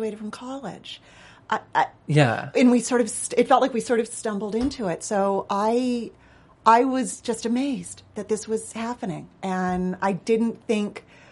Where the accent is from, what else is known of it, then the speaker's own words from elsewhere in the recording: Los Angeles, California, United States; I grew up in Los Angeles